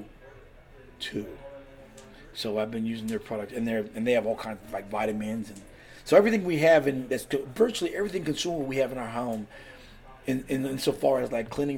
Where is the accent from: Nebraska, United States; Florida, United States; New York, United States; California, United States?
California, United States; also born or lived in Washington State; now in Pennsylvania, United States; I'm from California originally